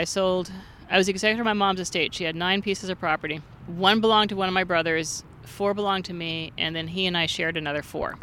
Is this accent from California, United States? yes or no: yes; Santa Monica, California, United States; I'm originally from Santa Monica